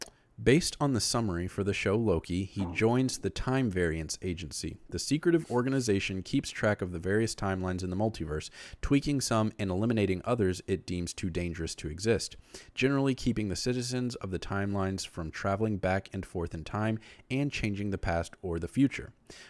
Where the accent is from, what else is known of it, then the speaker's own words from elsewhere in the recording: North Carolina, United States; also born or lived in California; So I liked both the Panthers and the Chargers because I was born in California and I was raised in North Carolina.